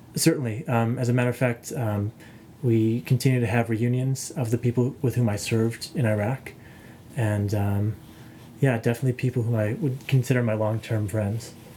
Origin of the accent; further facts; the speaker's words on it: United States; I'm from the United States.